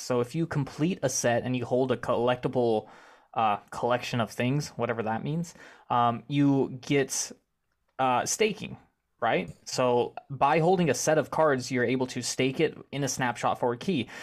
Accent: Arkansas, United States; also born or lived in Conway, Arkansas; I grew up in Arkansas myself, and I am moving to Savannah in October

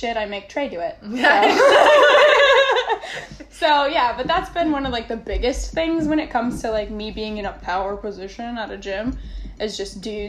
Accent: Minnesota, United States; moved away as an adult; I'm from Minnesota originally, so I was just like, I'm gonna go somewhere warm, and here we are.

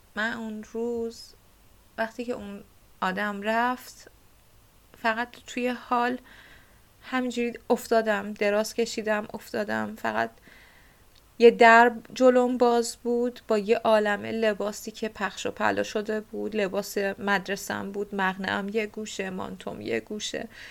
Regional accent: Bushehr, Bushehr Province, Iran; من متولد بوشهر و بزرگ شده بوشهر هستم

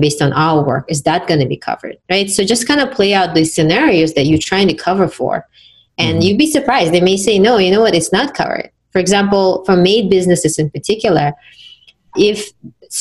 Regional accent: Uzbekistan; now in United States; my home country, Uzbekistan

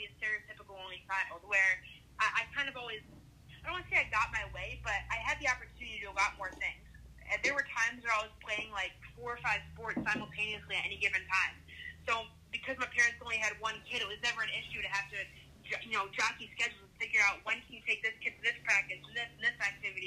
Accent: Michigan, United States; moved away; I'm from Michigan originally

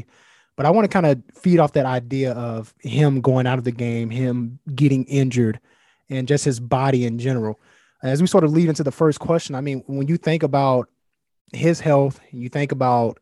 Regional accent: Alabama, United States; I'm from Alabama, grew up, I was born, reared there

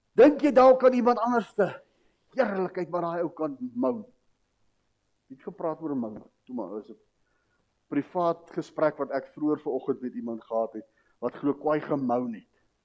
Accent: South Africa; ons as as volk, ons as Afrikaner, Suid-Afrikaanse mens het 'n tradisie

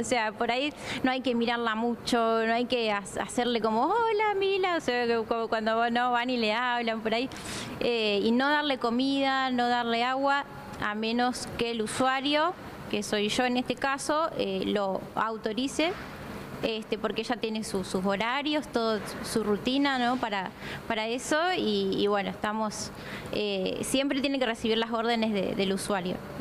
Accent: Laguna Paiva, Santa Fe, Argentina; yo soy de Laguna Paiva

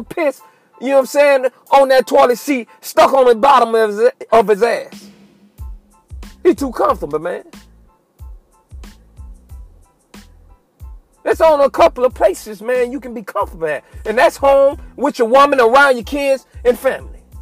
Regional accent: Fort Myers, Florida, United States; my hometown of Fort Myers

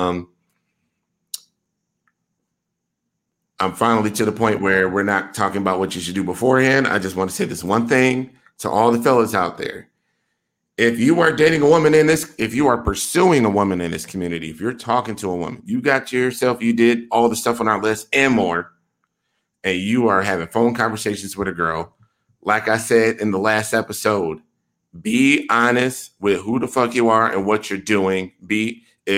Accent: Milwaukee, Wisconsin, United States; I am from Milwaukee, Wisconsin

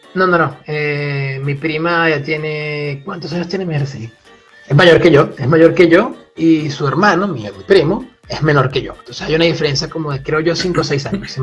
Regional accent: Puerto La Cruz, Anzoátegui, Venezuela; moved away as an adult; also born or lived in Grenoble, France; now in France; yo provengo del este de Venezuela, de una ciudad que se llama Puerto de la Cruz, una ciudad costera

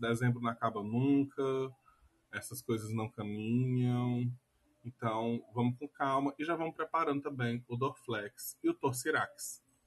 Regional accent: Brazil; a gente é brasileiro

